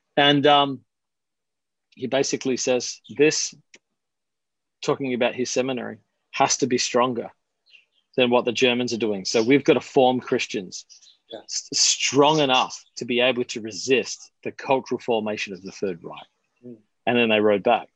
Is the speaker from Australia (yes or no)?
yes; Adelaide, South Australia, Australia; moved away; I'm originally from Australia. I'm from Adelaide, South Australia